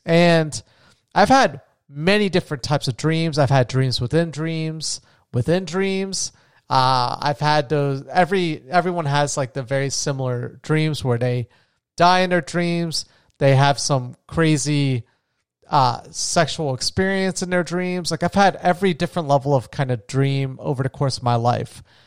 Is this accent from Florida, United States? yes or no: yes; New Smyrna Beach, Florida, United States; moved away as an adult; now in Colombia; I'm back home in my hometown of New Smyrna Beach